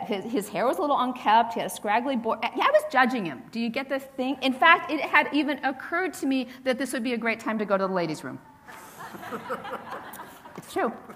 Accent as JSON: {"language": "English", "town": "Hillsborough", "region": "California", "country": "United States", "tie": "born or raised there", "moved": "yes", "said": "When I was growing up in the San Francisco Bay Area, I didn't really grow up in the city, though my mother did. I'd say I was from the Bay Area"}